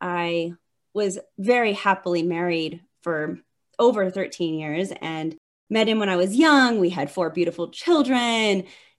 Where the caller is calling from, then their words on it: Denver, Colorado, United States; I'm coming from Denver.